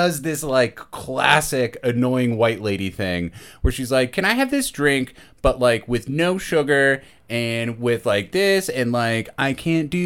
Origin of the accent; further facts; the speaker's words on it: Maryland, United States; moved away; I'm from Maryland